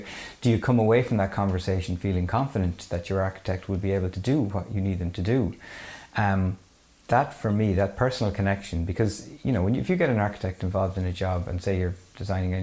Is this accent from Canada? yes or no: no; Mayo, Connacht, Ireland; I'm from Mayo